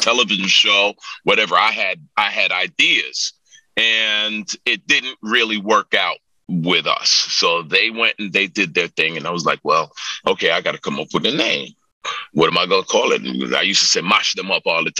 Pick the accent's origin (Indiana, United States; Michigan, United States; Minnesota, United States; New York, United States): New York, United States; moved away; also born or lived in Jamaica; I'm from New York originally. And I go back home